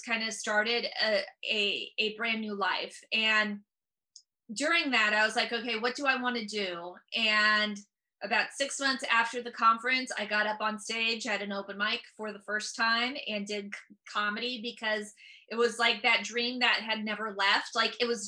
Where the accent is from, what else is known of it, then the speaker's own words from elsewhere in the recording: San Francisco Bay Area, California, United States; I'm from the San Francisco Bay Area